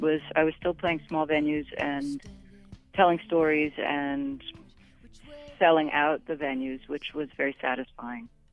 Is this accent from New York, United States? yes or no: yes; New York City, New York, United States; as a young girl growing up in New York City